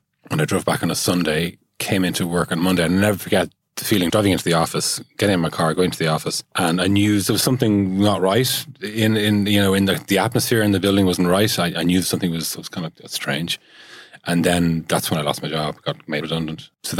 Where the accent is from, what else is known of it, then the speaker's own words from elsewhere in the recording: Dublin, Leinster, Ireland; Yeah, I grew up in Glenageary in South Dublin. I'm the youngest of 4 boys